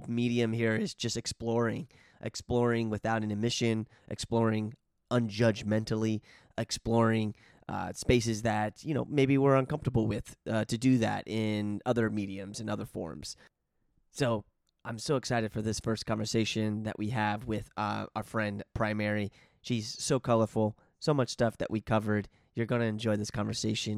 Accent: Oglethorpe County, small town Georgia, United States; I'm from Georgia

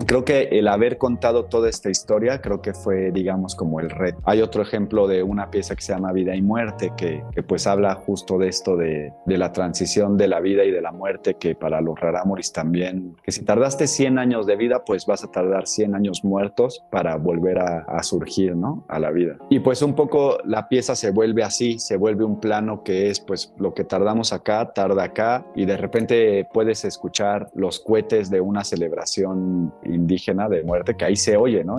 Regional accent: Mexico; nosotros somos mexicanos

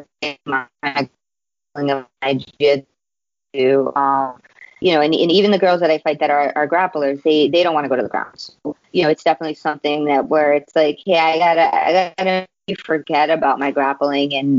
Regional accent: New York City, New York, United States; now in Long Island, United States; I was born and raised in Queens

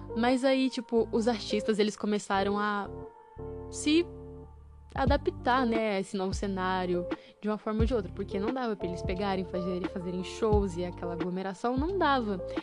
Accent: Brazil; nós brasileiros

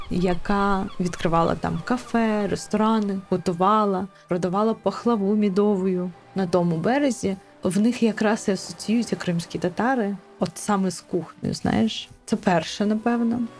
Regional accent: Crimea, Ukraine; Мені дуже не подобається, коли я кажу, що я кримська татарка, і мені одразу кажуть: блін, у вас такі смачні чебуреки, а я знаю мусафір.

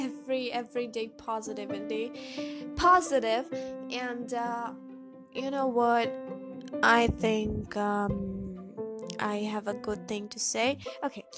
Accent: Karnataka, India; accent: Indian; English is a second language; my American accent is getting down to an Indian accent, because no one around here talks to me in English

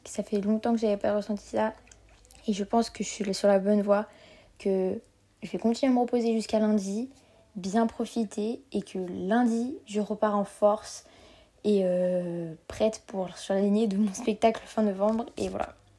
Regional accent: Geneva, Switzerland; j'ai 15 ans et je viens de Genève.

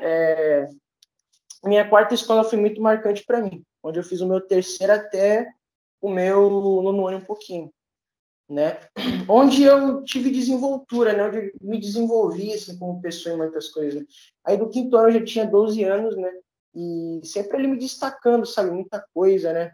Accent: Duque de Caxias, Rio de Janeiro, Brazil; eu sou aqui da Baixada Fluminense, sou de, de, Duque de Caxias

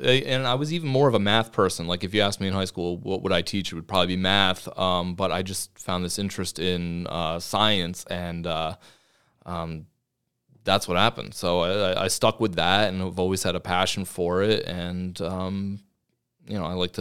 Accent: Beacon, New York, United States; I grew up in Beacon High School. So I went to Beacon High School, graduated in 2001.

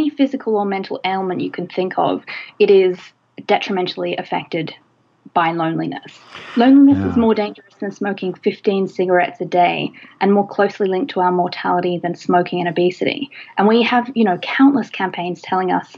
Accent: Australia; Australia, my home country

